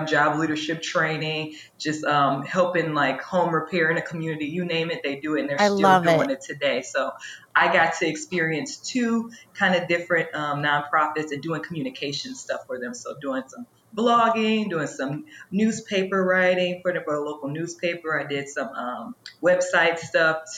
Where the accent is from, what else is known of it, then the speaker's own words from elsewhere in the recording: Chicago, Illinois, United States; moved away as an adult; also born or lived in Indiana; now in St. Louis, United States; I'm originally from Chicago